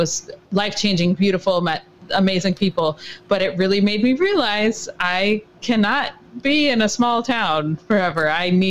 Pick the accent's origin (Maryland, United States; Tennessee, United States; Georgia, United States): Georgia, United States; Atlanta; now in New York City, United States; Yes, I actually was born here. I was born only a couple blocks from where I live now, which is a fun, because I grew up in Atlanta, so my childhood was down there, but then I made my way back.